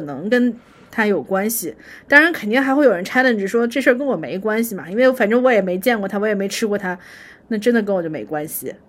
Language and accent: Chinese; northern China, China; 当然我作为北方人可以吃肉